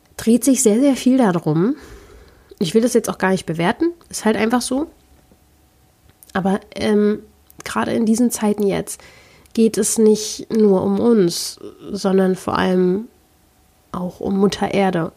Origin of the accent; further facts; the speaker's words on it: Berlin, Germany; ich komme ja nun mal aus Berlin